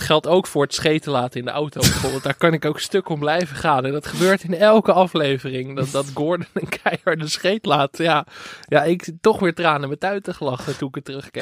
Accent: Enkhuizen, North Holland, Netherlands; ik kom uit Enkhuizen

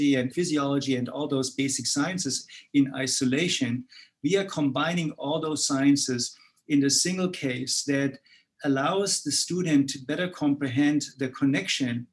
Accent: Germany; moved away as an adult; From my accent, you see that I was actually born in Europe, particularly in Germany. So I spent my early three decades actually in Germany

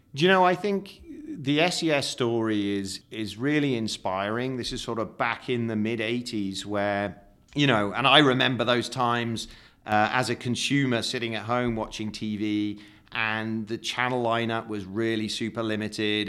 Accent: United Kingdom; I'm British

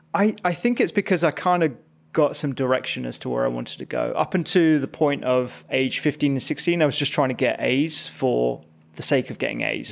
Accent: Chigwell, East of England, United Kingdom; also born or lived in Barking, London / East London / Redbridge, London; we moved quite early to Essex, and that's where I had, like, most of my secondary

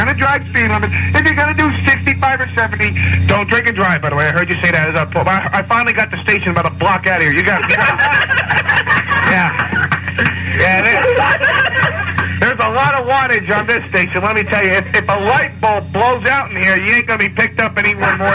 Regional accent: Westchester, New York, United States; I'm from Westchester

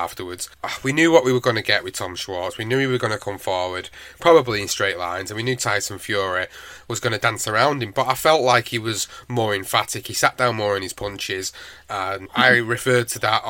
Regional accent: United Kingdom; as a British fan

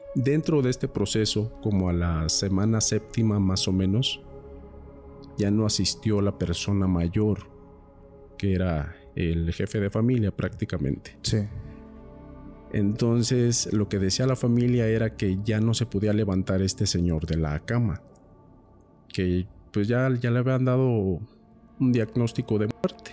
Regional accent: Michoacán, Mexico; yo soy de Michoacán

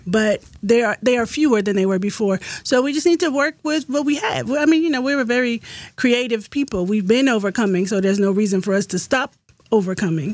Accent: Virginia, United States; I was born in Virginia.

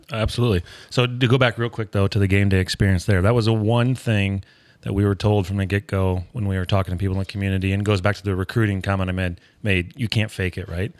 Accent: Hinckley, Illinois, United States; moved away; also born or lived in Champaign, Illinois / Springfield, Missouri / Chicago, Illinois; originally in Hinckley, Illinois

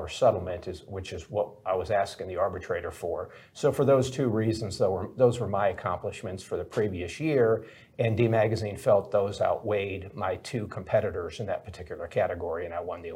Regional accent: Milwaukee, Wisconsin, United States; I grew up in Milwaukee, Wisconsin.

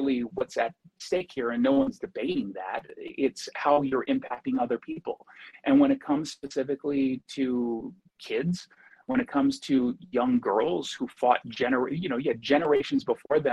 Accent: United States; as an American

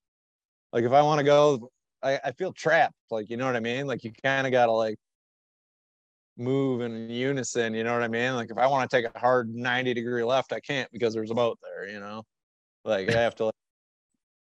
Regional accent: Minnesota, United States; I grew up in Minnesota.

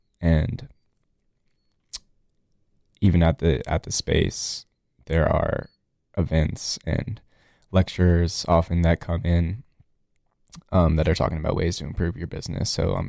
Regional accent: New Orleans, Louisiana, United States; now in Durham, United States; I grew up in New Orleans, like you said, moved here in 2005 to like the Durham area. I went to Carolina, graduated last year, and now I live in Durham.

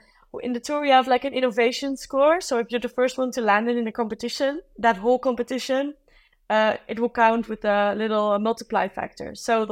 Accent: South Africa; I grew up like in South Africa, and that's also Africa, but this is a different type of Africa.

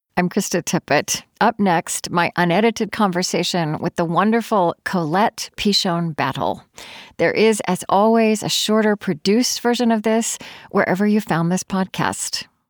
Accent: Oklahoma, United States; moved away; also born or lived in Minnesota; I grew up in Oklahoma

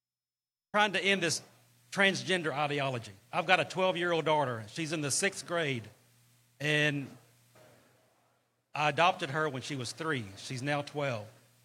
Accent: Beaumont, Texas, United States; … from Beaumont, Texas.

